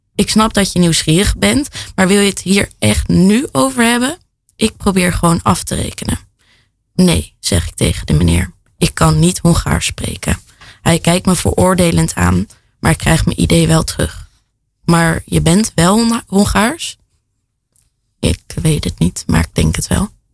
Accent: The Hague, South Holland, Netherlands; Ik kom uit Den Haag

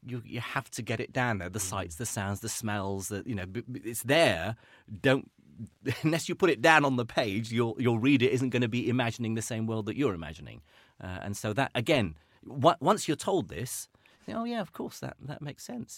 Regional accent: Iraq; moved away; I grew up in Iraq

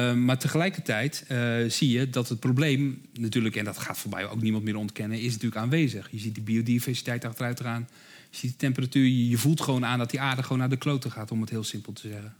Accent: Rotterdam, South Holland, Netherlands; ik hoor het misschien aan mijn accent, ik kom zelf uit Rotterdam

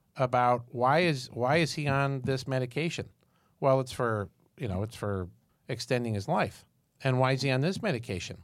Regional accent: Syracuse, New York, United States; I'm from Syracuse, New York

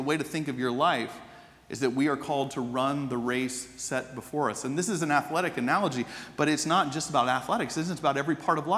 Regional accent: Atlanta, Georgia, United States; growing up in Atlanta

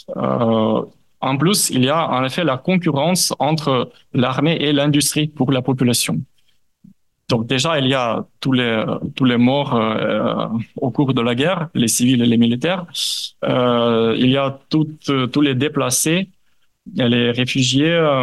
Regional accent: Ukraine; en tant qu'Ukrainien, en tant que chercheur ukrainien

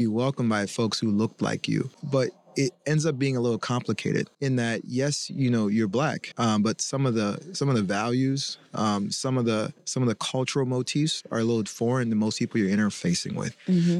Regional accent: Chapel Hill, North Carolina, United States; we grew up in Chapel Hill, North Carolina

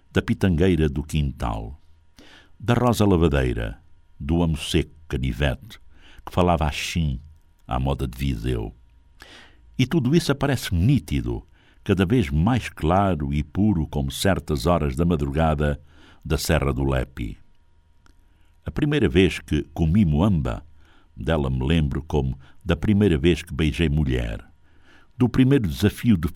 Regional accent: South, Angola; Tem pirão de fuba de mandioca, que eu sou do Sul, usa-se de milho, mas eu prefiro de mandioca à moda do Norte

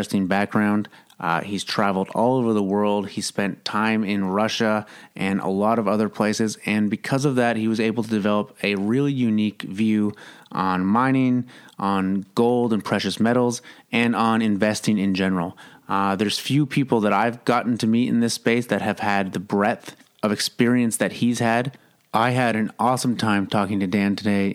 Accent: Kingston, Ontario, Canada; also born or lived in Toronto; It was a good place to grow up

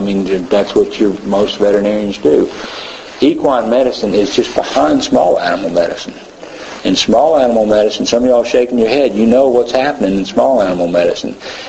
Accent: Tennessee, United States

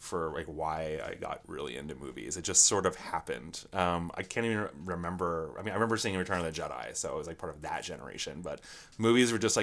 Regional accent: Mechanicsburg, Pennsylvania, United States; also born or lived in Philadelphia area, Pennsylvania; I was technically born just outside of Philadelphia, but I grew up in the Harrisburg area in a place called Mechanicsburg

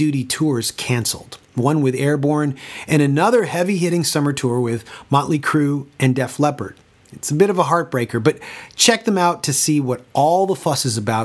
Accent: Toronto, Ontario, Canada; my hometown of Toronto, Canada

